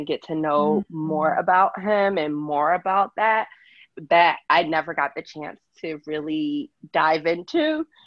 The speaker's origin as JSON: {"language": "English", "region": "Pennsylvania", "country": "United States", "tie": "born or raised there", "moved": "as an adult", "lives_now": "Los Angeles, United States", "said": "for the first 10 years, I grew up in LA. So I was born in LA, lived in LA for the first 10 years of my life. And then my mom had my baby sister, and then we moved to Pennsylvania"}